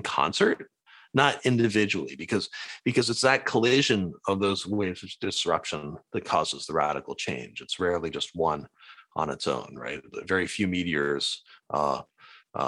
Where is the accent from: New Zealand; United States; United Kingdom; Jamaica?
United States; Cambridge, Massachusetts; also born or lived in Maine; I grew up spending time in Cambridge, Massachusetts, kind of the Harvard world, and in a fishing village in Maine